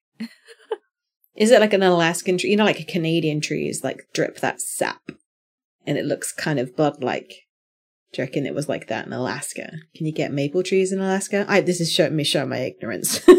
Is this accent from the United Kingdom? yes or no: yes; United Kingdom; me being a Brit